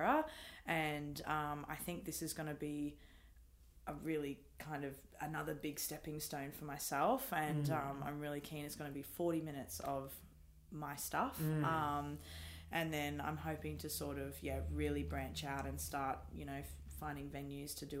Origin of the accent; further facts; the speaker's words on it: Brisbane, Queensland, Australia; Born and raised in Brisbane.